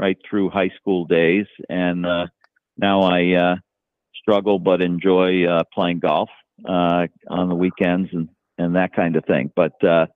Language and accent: English; Connecticut, United States; moved away as an adult; also born or lived in Boston; now in Scituate, United States; I grew up in Connecticut, actually. I'm from Connecticut, and I went to school down there.